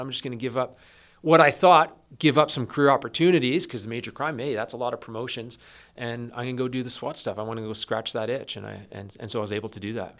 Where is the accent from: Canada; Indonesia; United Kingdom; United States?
Canada; East Coast of Canada; moved away as an adult; also born or lived in British Columbia; I grew up on the East Coast of Canada, um, small town